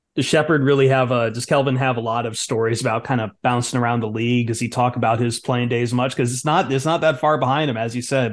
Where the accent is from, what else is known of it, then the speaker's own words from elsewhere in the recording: Toledo, Ohio, United States; I'm from Toledo